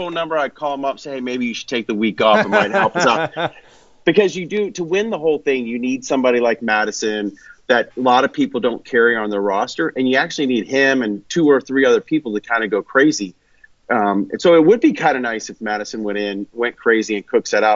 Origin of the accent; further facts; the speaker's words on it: Kansas City, United States; I grew up in Kansas City